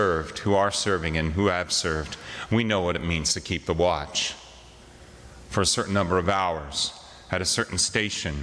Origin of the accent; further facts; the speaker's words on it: Wyoming, United States; We're from Wyoming.